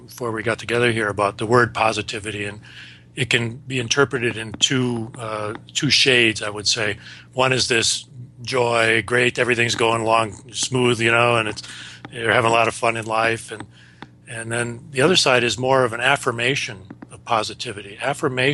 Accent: Wisconsin, United States; now in Warwick, New York, United States; I grew up in Wisconsin, so I know cold weather

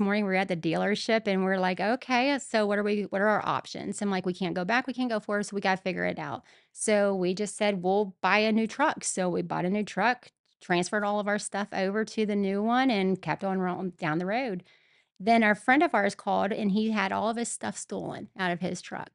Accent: Mansfield, Ohio, United States; I was born and raised in Mansfield

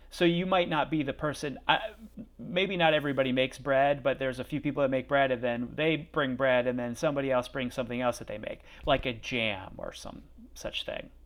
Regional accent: Pennsylvania, United States; also born or lived in outside Philadelphia; I'm from Pennsylvania

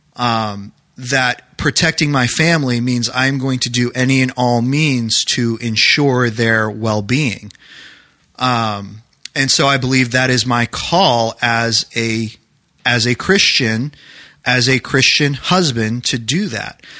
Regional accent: New Hampshire, United States; now in Maryland, United States; I grew up in New Hampshire

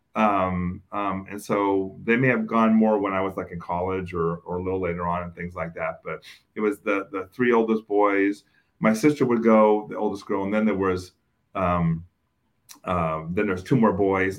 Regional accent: Oakland, California, United States; I grew up in Oakland, and for those of you that are familiar with Oakland, I grew up in East Oakland

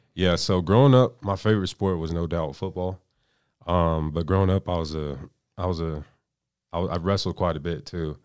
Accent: Aurora, Colorado, United States; now in Pueblo, United States; I'm from Aurora, Colorado. You know, suburb of Denver, born and raised

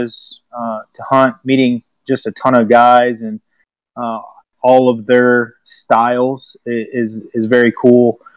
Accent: Washington, United States; also born or lived in Michigan; now in Paducah, United States; I grew up in Washington State and moved to Michigan.

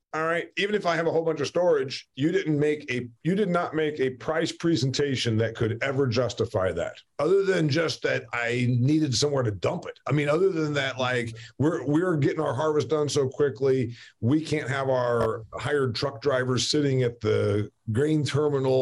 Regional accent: Northeast Indiana, United States; I'm from Northeast Indiana

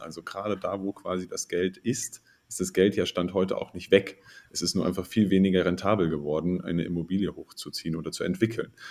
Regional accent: Bavaria, Germany; bei uns in Bayern

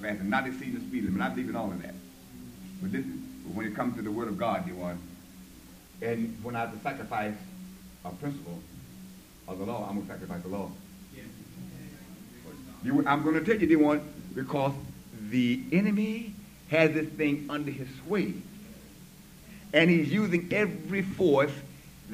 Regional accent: the South, United States; I'm from the South

